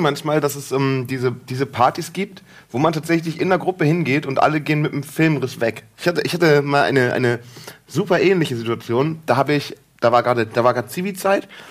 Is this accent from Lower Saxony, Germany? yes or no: yes; Friesland, Lower Saxony, Germany; also born or lived in Münster; now in Hamburg, Germany; ich komme aus, aus Friesland und dann, äh, nächste Station war Münster und jetzt Hamburg.